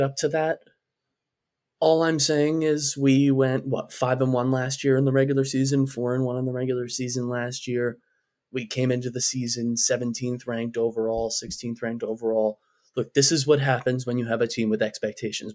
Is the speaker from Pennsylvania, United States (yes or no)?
no; New York, United States; being a New Yorker